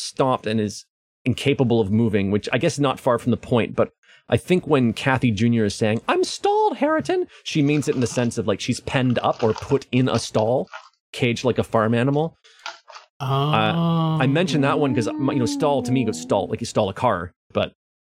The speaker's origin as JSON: {"language": "English", "country": "Canada", "accent": "Canadian", "said": "my Canadian accent"}